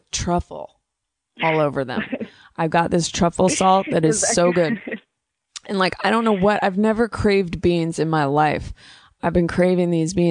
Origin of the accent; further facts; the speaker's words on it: Bay Area, California, United States; I grew up in the Bay Area